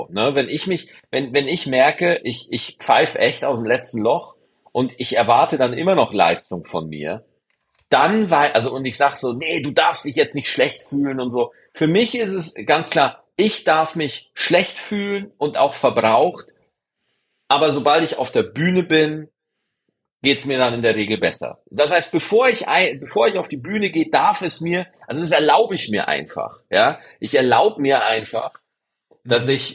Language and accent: German; Bavaria, Germany; Es gab bei uns in Niederbayern, gab es diese 1-Euro-Partys.